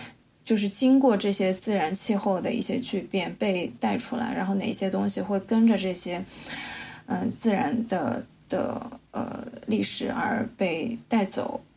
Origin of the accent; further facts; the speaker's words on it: Shanghai, China; 因为我也是上海人嘛，所以其实就像是崔杰刚刚提到的，在城市空间的角度作为一个历史的见证的这个过程，其实也并不是特别的了解。